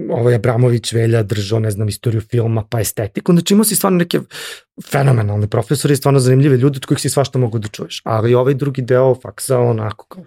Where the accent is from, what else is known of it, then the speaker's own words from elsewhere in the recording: Serbia; mi smo iz Srbije